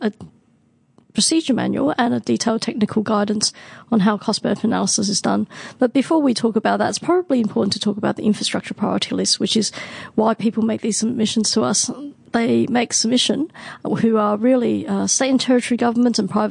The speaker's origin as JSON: {"language": "English", "country": "Hong Kong", "tie": "born or raised there", "also_born_or_lived": "Hobart", "moved": "yes", "said": "I was born in Hong Kong, so I lived there for quite some time, probably before MTR was open"}